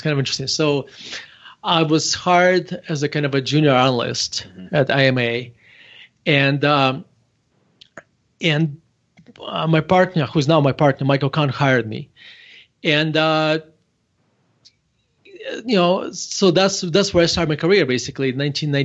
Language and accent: English; Murmansk, Murmansk Oblast, Russia; English is a second language; moved away as an adult; now in United States; I actually was born in Murmansk, Russia